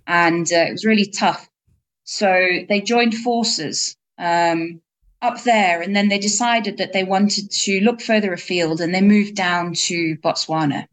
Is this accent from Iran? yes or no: no; England, United Kingdom; moved away as an adult; also born or lived in South Africa; I grew up in England